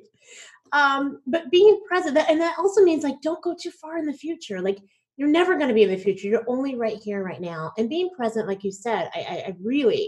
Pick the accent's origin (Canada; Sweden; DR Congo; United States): United States; Plano, Texas; I'm from Plano, Texas